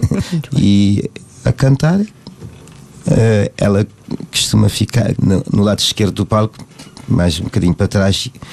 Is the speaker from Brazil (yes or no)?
no; Cape Verde; moved away as an adult; now in Portugal; eu eu não nasci cá, nasci em Cabo Verde. Vim para cá já com 31 anos